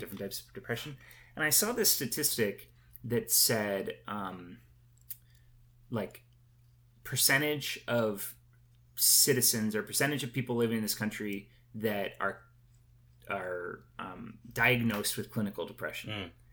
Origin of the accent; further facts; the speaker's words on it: United States; being an American